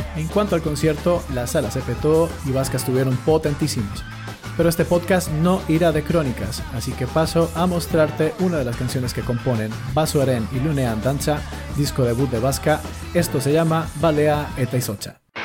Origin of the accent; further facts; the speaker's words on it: Bogotá, Colombia; now in Mungia, Spain; bogotano de nacimiento, munguiarra de adopción